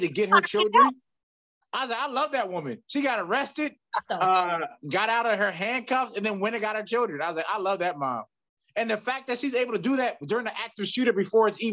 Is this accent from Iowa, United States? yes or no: no; Philadelphia, Pennsylvania, United States; growing up in Philly